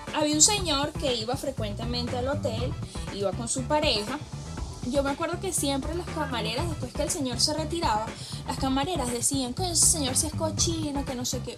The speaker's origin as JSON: {"language": "Spanish", "country": "Venezuela", "said": "yo como venezolana"}